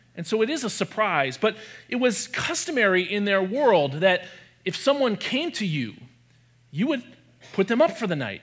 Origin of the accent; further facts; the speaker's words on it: Michigan, United States; I grew up in Michigan, where I also live now